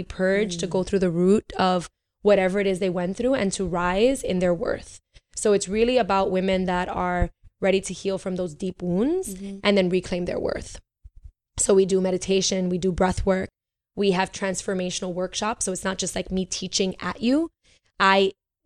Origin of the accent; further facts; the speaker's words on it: New York City, New York, United States; moved away; also born or lived in Puerto Rico; I'm New Yorican, so I grew up. I grew up in Bushwick